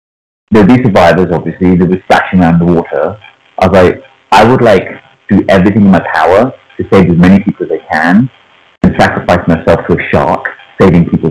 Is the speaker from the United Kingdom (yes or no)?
yes; England, United Kingdom; first language Punjabi; English is a second language; I was born and raised in England, my parents spoke our mother tongue to us in the household